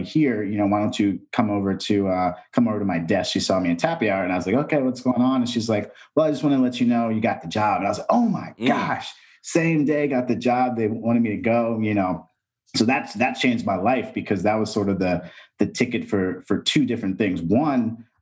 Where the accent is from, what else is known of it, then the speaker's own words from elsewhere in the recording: Texas, United States; also born or lived in East Coast; I'm from Texas. I was in Texas and from the East Coast.